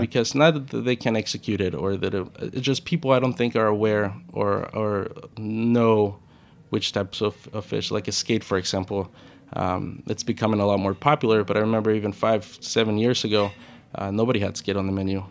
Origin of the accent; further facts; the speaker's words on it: Puerto Peñasco, Sonora, Mexico; now in New York, United States; I grew up in, in, I was born in Mexico, uh, the Ciudad Cortes area, in a little town called, uh, Puerto Peñasco, also known in English as Rocky Point